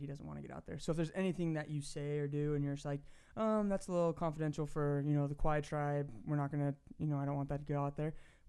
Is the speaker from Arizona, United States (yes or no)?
yes; Queen Creek, Arizona, United States; moved away as an adult; also born or lived in Peru / California; now in Utah, United States; Queen Creek, where I grew up